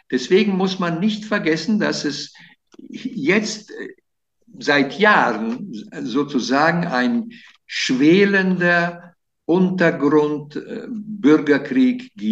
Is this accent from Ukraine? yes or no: no; Italy; German is a second language; Äh, als Italiener, ja.